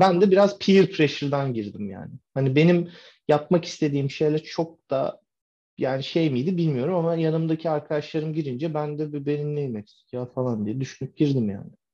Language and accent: Turkish; Turkey; moved away as an adult; now in United States; Ben Türk olarak